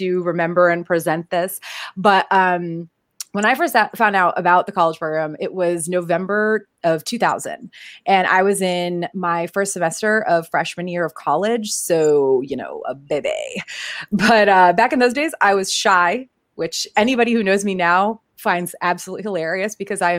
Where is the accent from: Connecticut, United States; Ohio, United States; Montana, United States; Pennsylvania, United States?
Connecticut, United States; also born or lived in South Carolina / Florida; now in California, United States; I'm originally from Connecticut